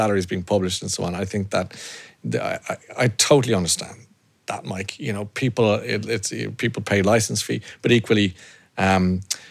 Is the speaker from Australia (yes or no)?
no; Ireland; We're Irish